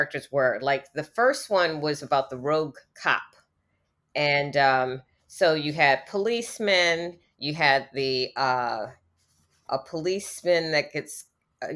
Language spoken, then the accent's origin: English; East Coast, United States; also born or lived in Washington, D.C.; I used to live in Washington, D.C. I'm from the East Coast